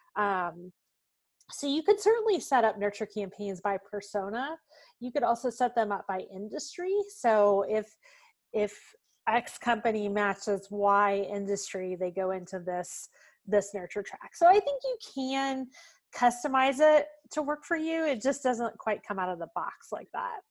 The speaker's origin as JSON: {"language": "English", "town": "Smithfield", "region": "Virginia", "country": "United States", "tie": "born or raised there", "moved": "as an adult", "lives_now": "Atlanta, United States", "said": "actually grew up in Smithfield. It's the ham capital of the world."}